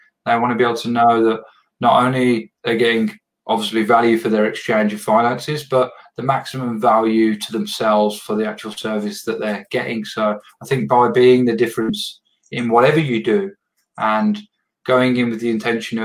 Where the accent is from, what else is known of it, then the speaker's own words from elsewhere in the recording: England, United Kingdom; I'm from England